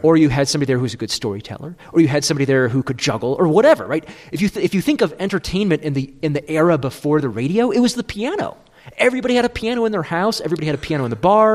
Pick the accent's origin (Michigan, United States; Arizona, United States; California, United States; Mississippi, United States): Michigan, United States; I'm from Michigan